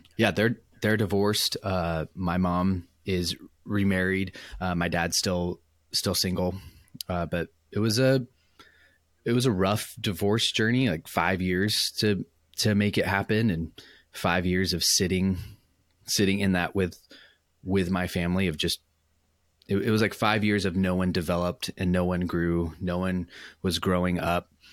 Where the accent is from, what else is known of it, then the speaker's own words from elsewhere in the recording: Orange County, California, United States; moved away as an adult; also born or lived in Michigan; I was born in Orange County, California, which is where I currently live, currently work